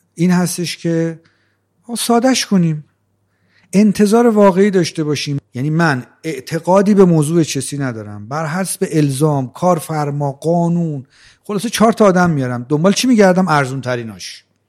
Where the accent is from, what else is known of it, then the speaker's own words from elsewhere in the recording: Rey, Tehran Province, Iran; من بچه جنوب تهران هستم من در شهر ری به دنیا اومدم سی چل چل چل پنج سالم اونجا زندگی میکردم